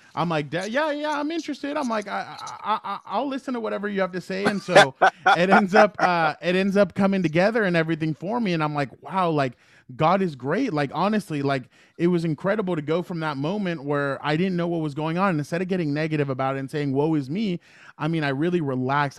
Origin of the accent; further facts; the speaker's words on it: San Diego, California, United States; I grew up in San Diego